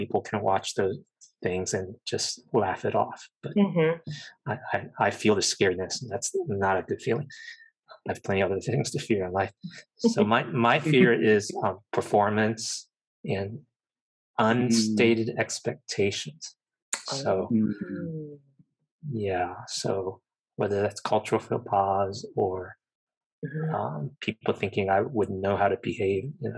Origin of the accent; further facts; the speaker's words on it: United States; being Asian American